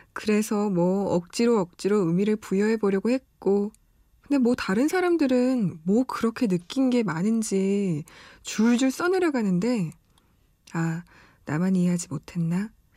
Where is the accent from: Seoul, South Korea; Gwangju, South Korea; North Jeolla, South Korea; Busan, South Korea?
Busan, South Korea; moved away; 저는 부산 사람으로서